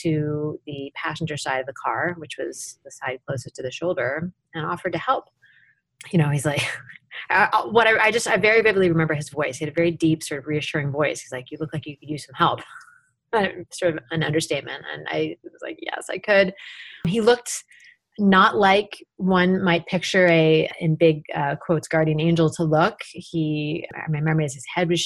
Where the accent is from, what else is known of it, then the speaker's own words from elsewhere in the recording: Tacoma, Washington, United States; my hometown of Tacoma